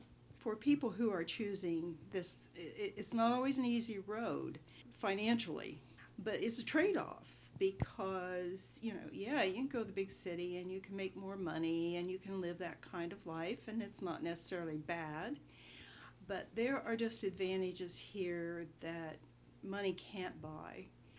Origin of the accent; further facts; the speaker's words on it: Appalachia, United States; Here, I have, you know, some of my best friends I started out in first grade